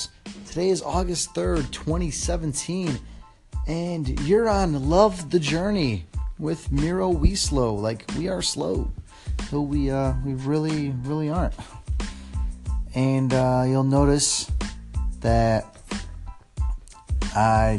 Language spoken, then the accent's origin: English; Chicago, Illinois, United States; also born or lived in Poland; Then came here at the age of 5 to America, and I've been pretty much raised in Chicago, the Chicagoland area, all my life